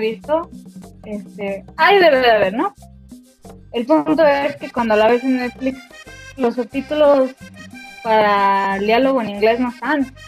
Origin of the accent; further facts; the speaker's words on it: Mexico; nosotros mexicanos